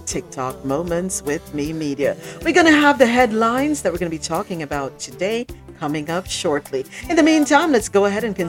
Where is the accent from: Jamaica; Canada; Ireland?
Jamaica; now in South Florida, United States; I'm Jamaican